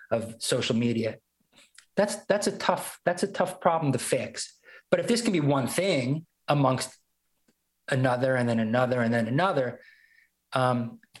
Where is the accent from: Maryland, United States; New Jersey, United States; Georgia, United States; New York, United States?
New York, United States; Brooklyn; now in Northwest Arkansas, United States; One was moving to Northwest Arkansas from Brooklyn. You know, uh, here I am. I'm a New Yorker.